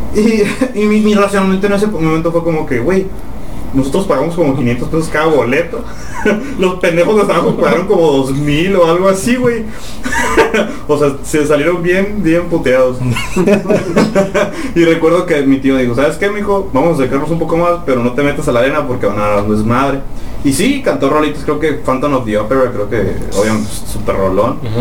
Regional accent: Mexicali, Baja California, Mexico; hasta nuestra casa que queda más allá de la comandancia, más bueno, los que somos de Mexicali

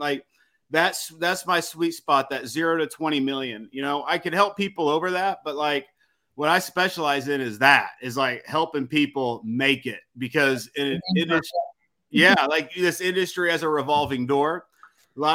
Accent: Missouri, United States; And I came from Missouri. I didn't know anybody here. I talk like a country redneck

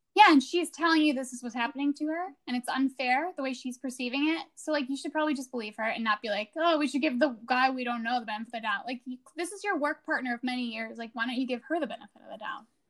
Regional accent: Illinois, United States; Naperville is a rival high school of where I went to high school

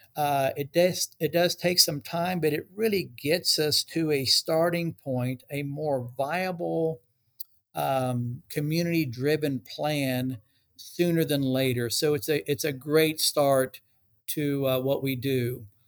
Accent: Dallas, Texas, United States; also born or lived in Cincinnati, Ohio / Ecuador (parents); I've lived in DFW, uh, Texas, uh, most of my life

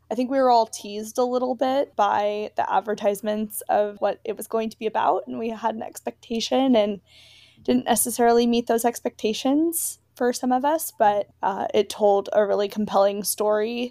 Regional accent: San Francisco Bay Area, California, United States; moved away as an adult; also born or lived in Alabama; I'm from California, I'm from the San Francisco Bay Area

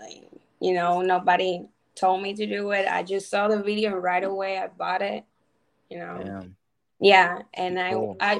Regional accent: Cuba; now in United States; like 6 years ago, you know, I came from Cuba, following the American dream.

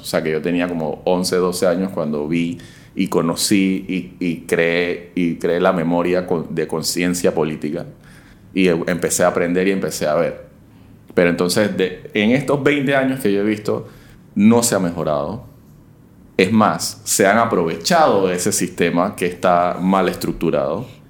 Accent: Panama; como ciudadano y como panameño

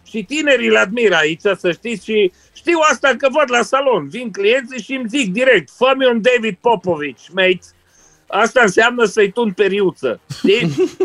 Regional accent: Romania; now in United Kingdom; sunt aproape mândru că sunt român, să zic.

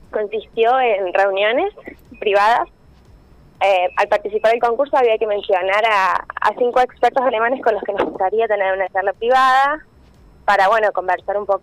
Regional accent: Villa del Rosario, Córdoba, Argentina; Sí, soy de Villa del Rosario.

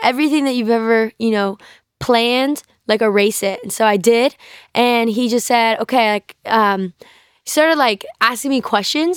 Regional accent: North Carolina, United States; I grew up in North Carolina

